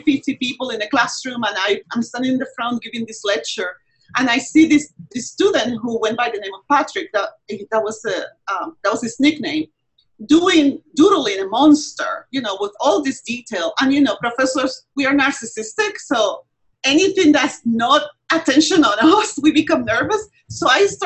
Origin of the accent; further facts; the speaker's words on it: Puerto Rico; moved away; I am from Puerto Rico originally